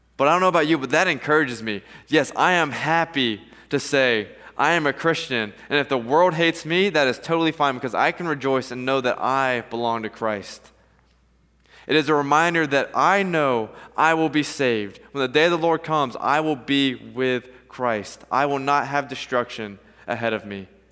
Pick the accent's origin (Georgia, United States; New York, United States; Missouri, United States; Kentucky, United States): Georgia, United States; Atlanta; I'm from Atlanta